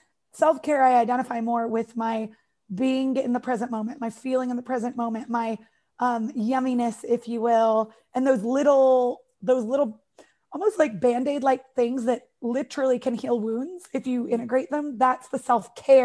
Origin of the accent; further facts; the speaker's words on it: United States; accent: American; from America